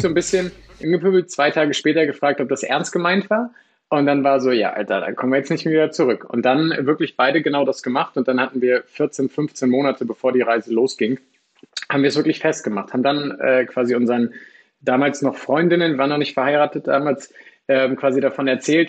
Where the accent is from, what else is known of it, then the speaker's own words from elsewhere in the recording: Lower Saxony, Germany; also born or lived in Australia; Ich komme aus dem, äh, aus dem schönen Niedersachsen